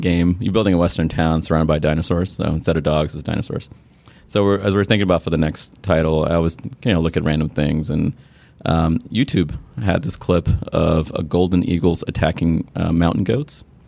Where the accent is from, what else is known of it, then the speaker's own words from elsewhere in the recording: Sri Lanka; I grew up in Sri Lanka, which was a British colony